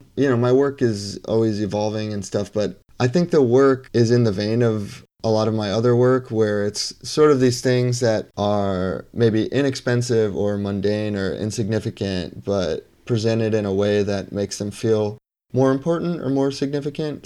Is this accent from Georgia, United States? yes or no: no; Bethlehem, Pennsylvania, United States; also born or lived in Lehigh Valley; now in Brooklyn, New York, United States; originally, I'm from Bethlehem, Pennsylvania